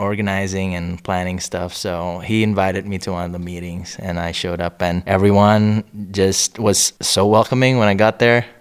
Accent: Indonesia; also born or lived in several states in the United States; now in Crestone, United States; I'm originally from Indonesia

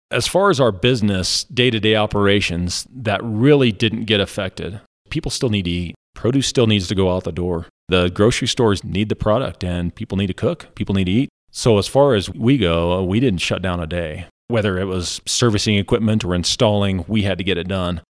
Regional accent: Monte Vista, Colorado, United States; also born or lived in Alabama; we moved back when I was about, I think, three or four, and I've pretty much lived here for my whole life

